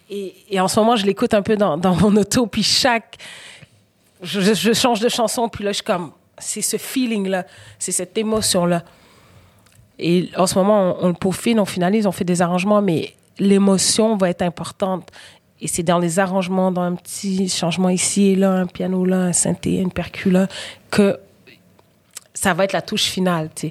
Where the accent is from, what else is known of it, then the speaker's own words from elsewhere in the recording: Quebec, Canada; also born or lived in Senegal; Puis je me sens sénégalaise, puis je me sens québécoise.